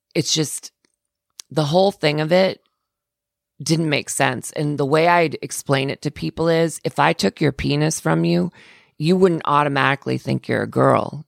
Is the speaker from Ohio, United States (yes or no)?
no; Florida, United States; I'm from Florida. I grew up in Florida